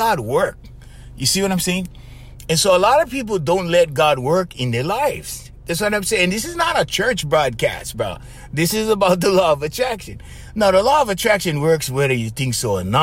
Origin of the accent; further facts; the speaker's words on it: Hawaii, United States; We're coming from Hawaii